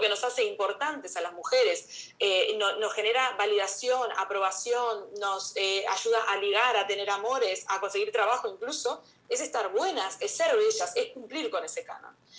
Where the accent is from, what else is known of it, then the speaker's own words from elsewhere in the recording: Canary Islands, Spain; las dos somos de acá, de Canarias